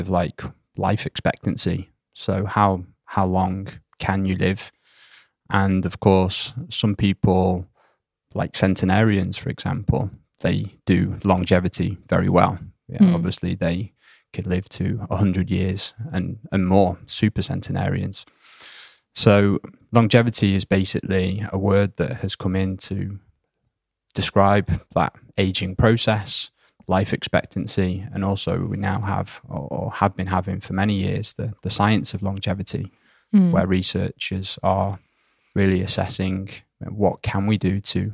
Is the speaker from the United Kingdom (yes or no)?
yes; United Kingdom; born or raised there; moved away as an adult; now in Sweden